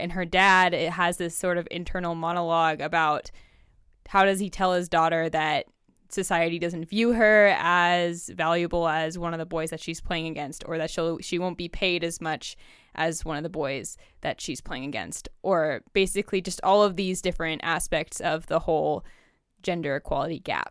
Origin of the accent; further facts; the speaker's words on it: Bielefeld, North Rhine-Westphalia, Germany; now in United States; I'm also a German immigrant.